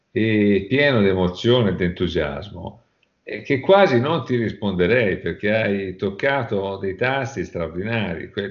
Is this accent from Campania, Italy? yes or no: yes; Naples, Campania, Italy; Certo, assolutamente, il mio accento non tradisce.